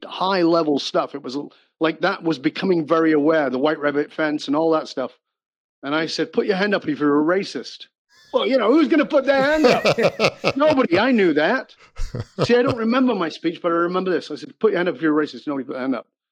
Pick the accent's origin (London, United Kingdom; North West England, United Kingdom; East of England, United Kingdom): North West England, United Kingdom; Salford; moved away; I was born in Northern England. Um, I've been gone for more than 40 years, so I've been gone much longer than I ever lived there. But I was born in abject poverty